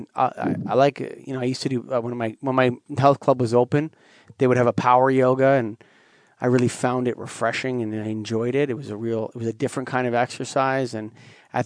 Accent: Canada; as a Canadian

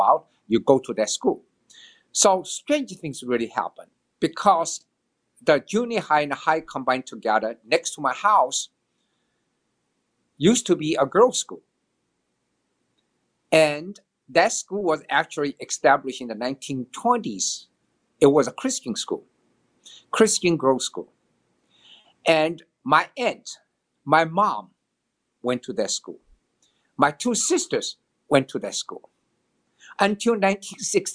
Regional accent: Shanghai, China; moved away; I was born in China, Shanghai, China, long, long time ago, 1954, June 9th

